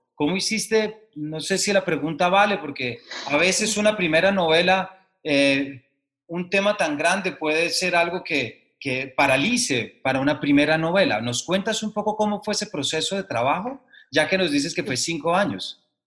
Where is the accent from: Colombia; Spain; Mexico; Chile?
Colombia; como lector colombiano